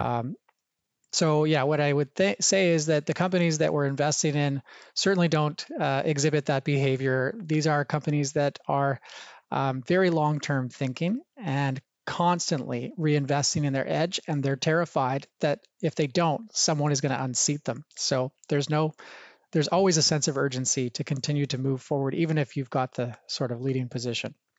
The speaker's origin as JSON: {"language": "English", "town": "Banff", "region": "Alberta", "country": "Canada", "tie": "born or raised there", "said": "growing up in the, the heart of the Rocky Mountains in a, a small town called Banff, Alberta"}